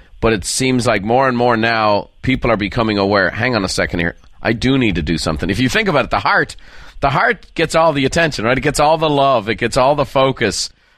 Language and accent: English; Ireland; No, I'm an Irishman, Daniel.